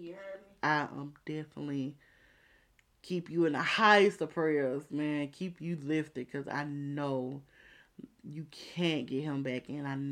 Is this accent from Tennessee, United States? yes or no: yes; Memphis, Tennessee, United States; I'm from South Memphis